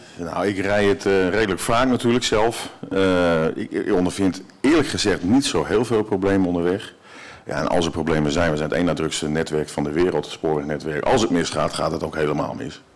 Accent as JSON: {"language": "Dutch", "town": "Haarlem", "region": "North Holland", "country": "Netherlands", "tie": "born or raised there", "moved": "yes", "lives_now": "northern Netherlands", "said": "ik kom zelf uit Haarlem. Ik ben zelf geboren in Haarlem. Ik woon nu eh, al meer dan de helft van mijn leven al in het noorden"}